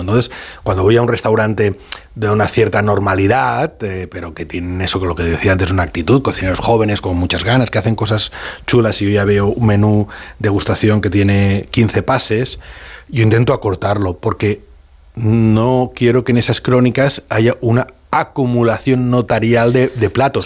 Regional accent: Valencian Community, Spain; born or raised there

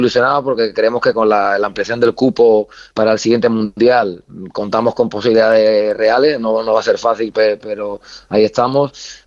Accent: Andalusia, Spain; moved away as an adult; now in Baghdad, Iraq; yo que soy andaluz

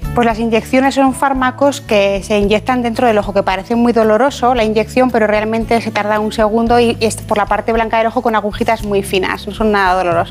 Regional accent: Ejea de los Caballeros, Aragon, Spain; also born or lived in Zaragoza; Pues yo nací en Zaragoza, pero soy de un pueblo que se llama Ejea de los Caballeros.

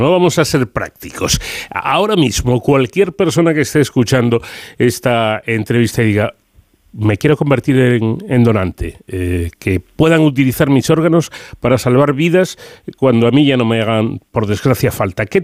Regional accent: Spain; lo generosos que somos los españoles

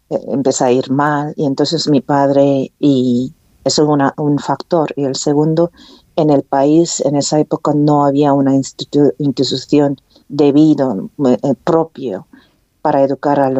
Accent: Equatorial Guinea; also born or lived in North Korea / Spain; Soy, como lo has dicho, soy guineana, soy española y soy coreana también.

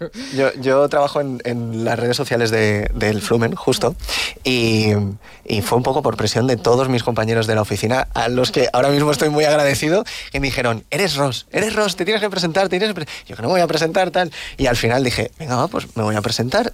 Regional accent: Valencian Community, Spain; como actores valencianos, elenco valenciano que, que somos

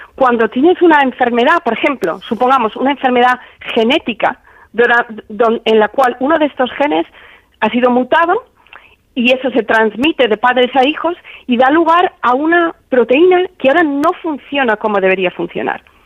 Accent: Spain; moved away; en mi pueblo, que mi pueblo me dedicase una calle, que me hicieran hija predilecta

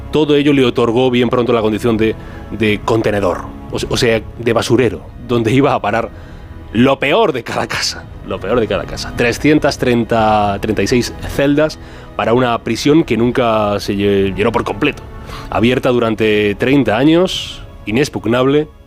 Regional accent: Madrid, Community of Madrid, Spain; born there; Yo nací en Madrid, soy español, mi pasaporte y mi documento

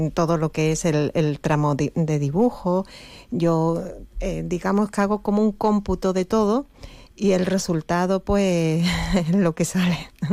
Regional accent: Campo de Gibraltar, Andalusia, Spain; moved away; yo soy de aquí, me afinqué, volví a, mi tierra

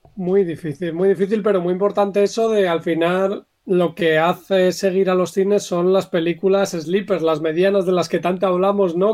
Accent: Bilbao, Basque Country, Spain; yo, por ejemplo, que soy de Bilbao

